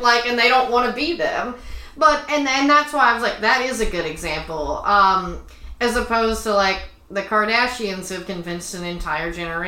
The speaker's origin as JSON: {"language": "English", "region": "Texas", "country": "United States", "said": "I'm from Texas"}